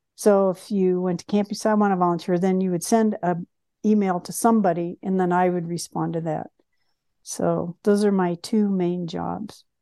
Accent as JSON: {"language": "English", "town": "Bloomington", "region": "Indiana", "country": "United States", "tie": "born or raised there", "said": "I was born in Bloomington, Indiana, And both of my parents worked for Indiana University"}